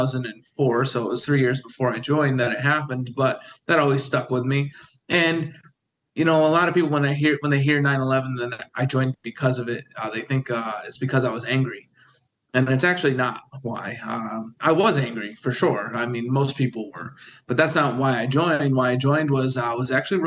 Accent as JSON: {"language": "English", "town": "Windsor", "region": "New York", "country": "United States", "tie": "born or raised there", "said": "I grew up in Windsor, New York"}